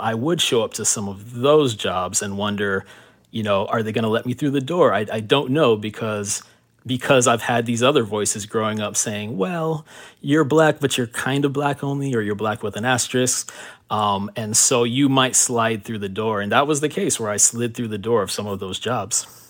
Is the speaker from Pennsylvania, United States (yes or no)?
no; Miami, Florida, United States; also born or lived in Miramar, Florida; coming from Miami, growing up in Miami